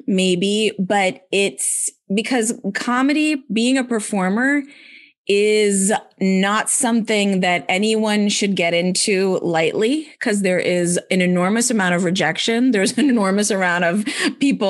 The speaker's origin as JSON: {"language": "English", "region": "Maryland", "country": "United States", "tie": "born or raised there", "said": "I grew up in, you know, in Maryland, in America, in the 1970s"}